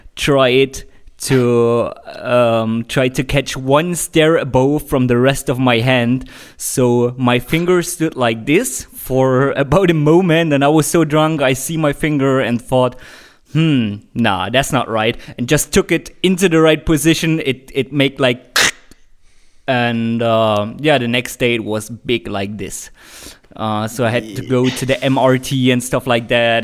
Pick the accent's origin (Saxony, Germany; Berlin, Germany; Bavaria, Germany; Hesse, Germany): Saxony, Germany; Leipzig; here in my hometown in Leipzig